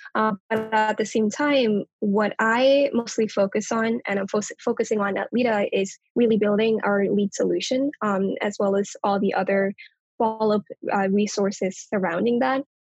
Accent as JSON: {"language": "English", "town": "Kathmandu", "region": "Bagmati", "country": "Nepal", "tie": "born or raised there", "moved": "yes", "lives_now": "United States", "said": "I was actually born and raised in Kathmandu, Nepal, on the other side of the world"}